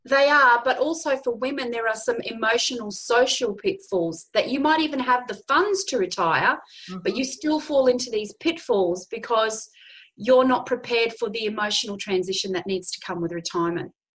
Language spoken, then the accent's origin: English; Darwin, Northern Territory, Australia; moved away as an adult; I was born in Darwin, the Northern Territory. I like to say I was conceived, born, and bred there.